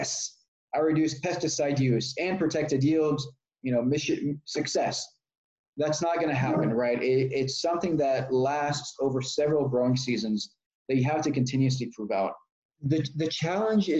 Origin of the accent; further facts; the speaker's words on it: Austin, Texas, United States; also born or lived in Israel / New York; I grew up in Texas, born in Israel, grew up in Texas